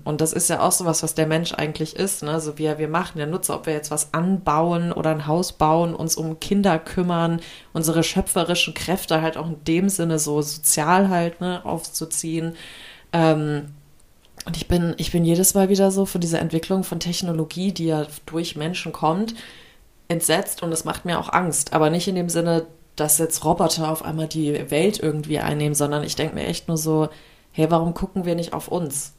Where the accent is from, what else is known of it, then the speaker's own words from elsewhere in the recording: Germany; wir Deutschen